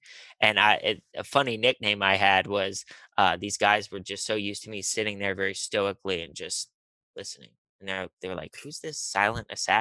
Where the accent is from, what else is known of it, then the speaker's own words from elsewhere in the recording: Pittsburgh, Pennsylvania, United States; moved away as an adult; also born or lived in Charlotte, North Carolina; now in Los Angeles, United States; I am from Pittsburgh, Pennsylvania